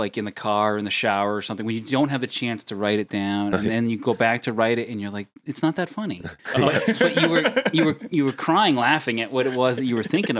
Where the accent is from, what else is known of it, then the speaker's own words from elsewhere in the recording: Presque Isle, Maine, United States; I was born in Presque Isle